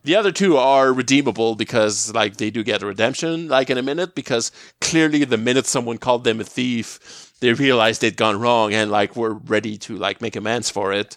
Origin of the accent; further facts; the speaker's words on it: Quebec, Canada; as a Canadian